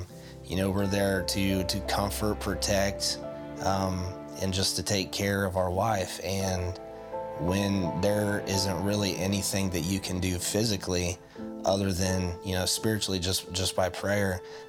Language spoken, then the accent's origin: English; Union City, Ohio, United States; we are from Union City, Ohio.